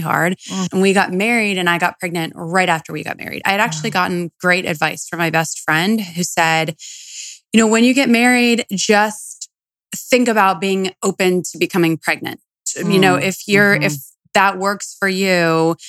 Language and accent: English; Steubenville, Ohio, United States; moved away; Steubenville, Ohio